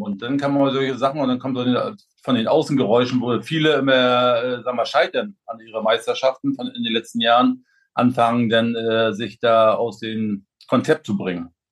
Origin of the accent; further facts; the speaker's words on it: Güstrow, Mecklenburg-Vorpommern, Germany; moved away; meine Gegend, wo ich herkomme, Güstrow, unsere Region